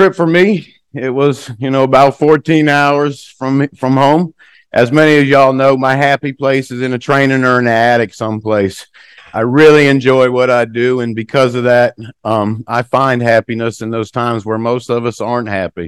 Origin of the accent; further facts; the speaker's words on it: United States; moved away as an adult; also born or lived in Norway; being an American